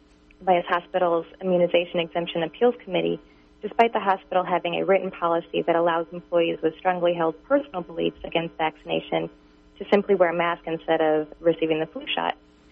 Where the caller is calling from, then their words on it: Tacoma, Washington, United States; Hi, yes, I'm calling from Washington, Tacoma region